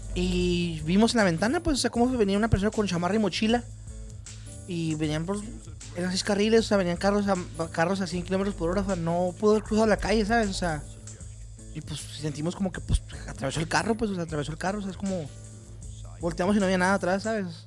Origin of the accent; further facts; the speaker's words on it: Chihuahua, Mexico; also born or lived in Tijuana; Los burritos son de donde yo soy, de Chihuahua. Son de Juárez, de Villahumada.